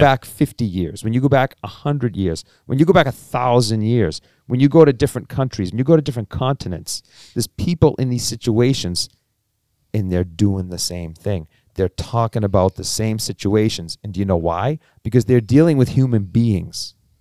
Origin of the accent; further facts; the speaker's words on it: Cambridge, Massachusetts, United States; born and raised in Cambridge